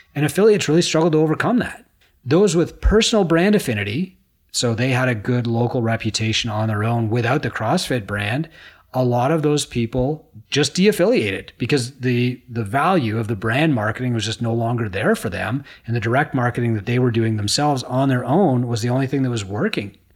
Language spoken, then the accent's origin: English; Canada; I'm a Canadian